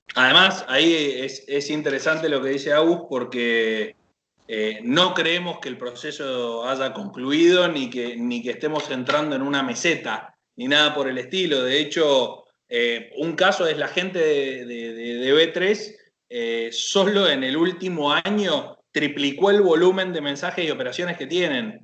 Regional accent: Chacras de Coria, Mendoza, Argentina; moved away as an adult; now in Buenos Aires, Argentina; soy, soy mendocino

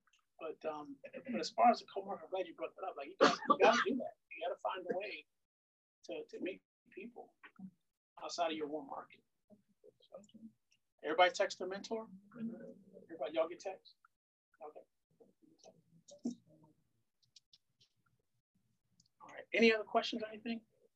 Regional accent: Maryland, United States; also born or lived in Philadelphia; I was living in Philadelphia, but I'm from Maryland. I'm from this area

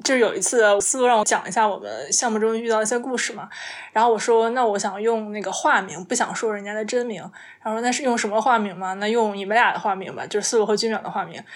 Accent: Shandong, China; 我是山东人

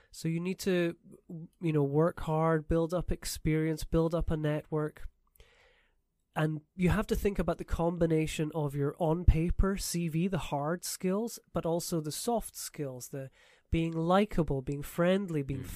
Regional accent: Edinburgh, Scotland, United Kingdom; moved away as an adult; also born or lived in Canada / St Andrews, Scotland; now in Taiwan; I'm from Scotland originally, from Edinburgh

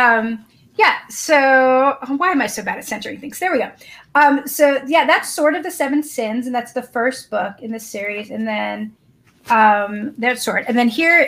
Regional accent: the North, United States; now in the South, United States; I live in the South, but I'm a Northerner and I'm a Jew

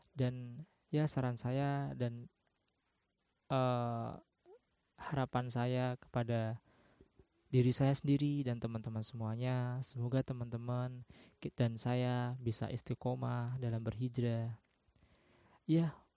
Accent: Semarang, Central Java, Indonesia; Eh, saya dilahirkan di Semarang. Saya domisili di Semarang.

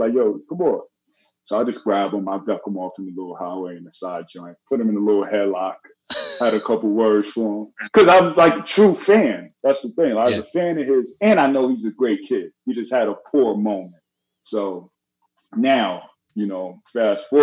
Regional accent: New York City, New York, United States; moved away; we grew up in New York City

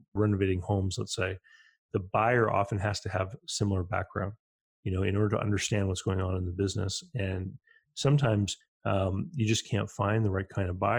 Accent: Canada; growing up in Canada

